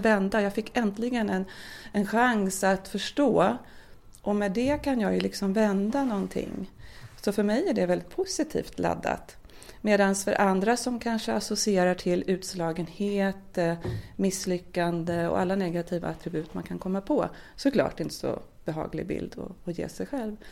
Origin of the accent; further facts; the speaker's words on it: Södertälje, Stockholm County, Sweden; now in Närke, Sweden; Annars är jag uppväxt i Södertälje och utvandrade därifrån eh, förra årtusendet faktiskt, eh, åttionio